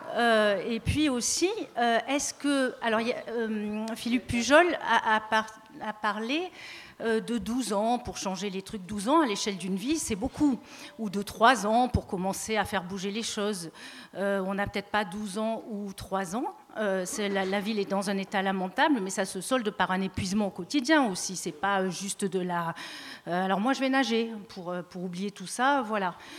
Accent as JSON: {"language": "French", "town": "Marseille", "region": "Provence-Alpes-Côte d'Azur", "country": "France", "tie": "born or raised there", "said": "j'ai toujours été à Marseille malgré mon accent"}